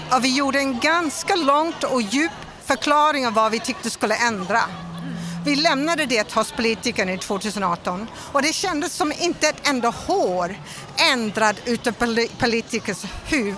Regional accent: Melbourne, Victoria, Australia; Swedish is a second language; now in Sweden; jag kommer från Australia och jag kommer från en arbetsstad som är, som Göteborg. Och det är Melbourne.

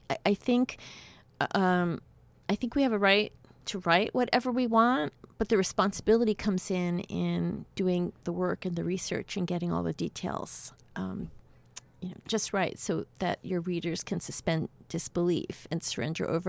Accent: New York City, New York, United States; also born or lived in Havana, Cuba; I grew up in New York City

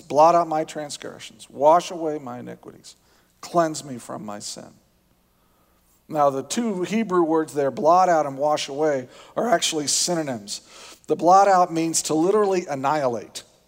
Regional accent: Indiana, United States; moved away; I grew up in Indiana. It's a different culture. We have different ways of dealing with things down there

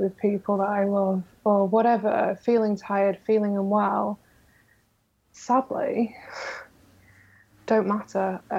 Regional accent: New York, United States; born there; You know, I was born in New York originally. I'm a dual citizen, so it's something I've always wanted to do.

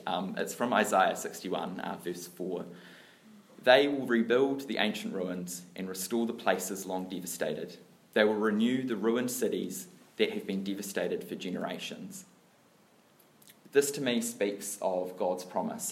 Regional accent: Dunedin, Otago, New Zealand; I grew up down south in Dunedin

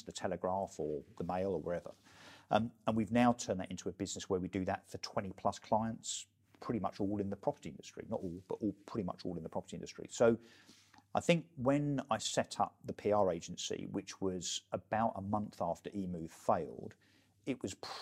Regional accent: Brentwood, East of England, United Kingdom; I was an elected councillor in my hometown of Brentwood

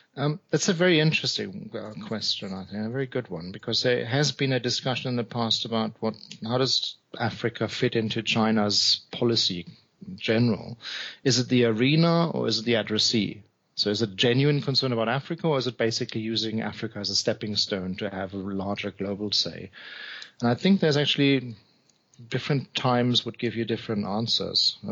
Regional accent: Hamburg, Germany; Hamburg is my hometown

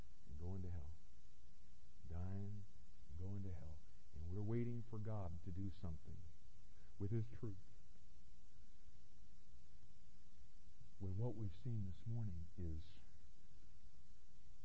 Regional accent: Florida, United States; I grew up in Florida

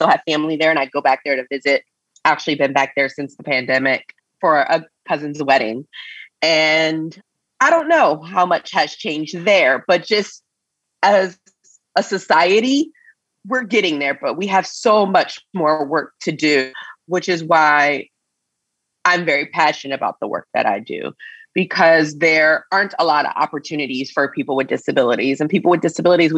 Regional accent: Coatesville, Pennsylvania, United States; now in California, United States; a small town called Coatesville. I grew up there.

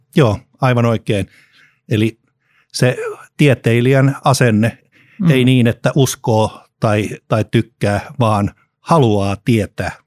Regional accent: Helsinki, Uusimaa, Finland; lapsuudessani leikin säätytalon puistossa Helsingissä

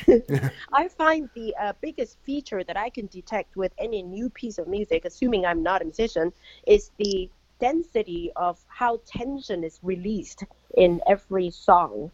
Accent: Bloomington, Indiana, United States; right here in my hometown in Bloomington, Indiana.

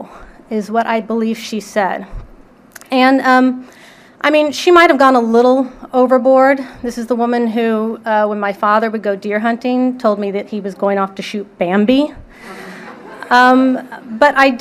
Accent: San Antonio, Texas, United States; I grew up in San Antonio, Texas

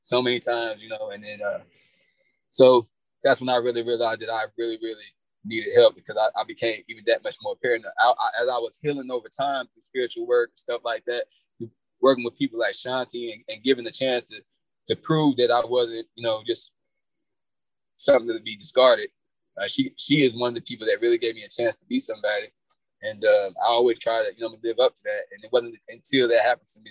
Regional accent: Atlanta, Georgia, United States; also born or lived in Indiana; I came from Indiana, but my mother and father moved us to Atlanta in like 87.

